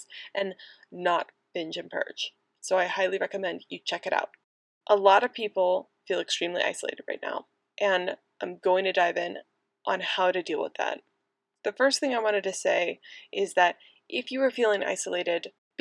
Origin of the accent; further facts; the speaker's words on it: United States; also born or lived in Manchester; the USA, my home country